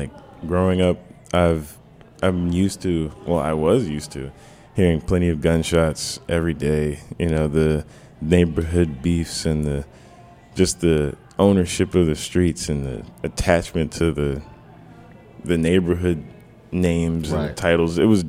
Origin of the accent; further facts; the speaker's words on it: Washington, District of Columbia, United States; I grew up on New York Avenue. I grew up right near New York Avenue and North Cap, it's kind of known to be a very violent neighborhood.